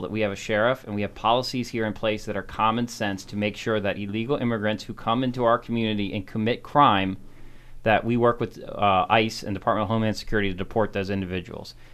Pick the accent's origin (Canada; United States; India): United States; Montgomery Village, Maryland; also born or lived in Frederick County, Maryland; I grew up down in Montgomery County, grew up in Montgomery Village